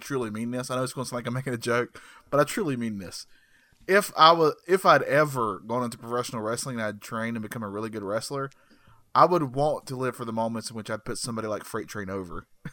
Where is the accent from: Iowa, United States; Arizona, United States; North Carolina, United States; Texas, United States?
North Carolina, United States; Burke County; I live in North Carolina. I was born in North Carolina. Guess which county? Burke County